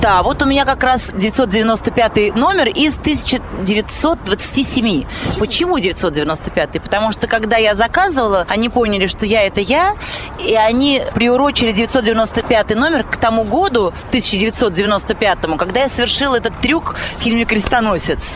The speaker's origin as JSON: {"language": "Russian", "region": "Moscow", "country": "Russia", "tie": "born or raised there", "said": "я коренная москвичка"}